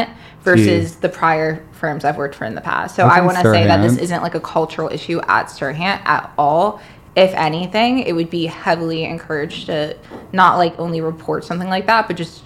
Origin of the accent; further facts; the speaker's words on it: the South, United States; now in New York City, United States; I'm from the South